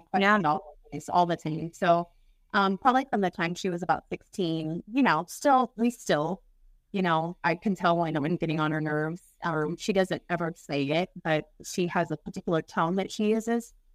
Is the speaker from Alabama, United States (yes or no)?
no; Kansas City, Missouri, United States; From Kansas City, Missouri